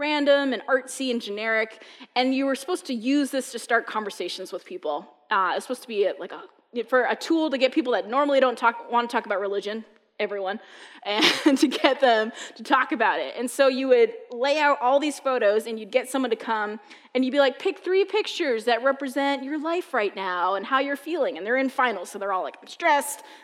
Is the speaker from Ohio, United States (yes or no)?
no; New Hampshire, United States; moved away as an adult; I'm a New Englander. I was born in New Hampshire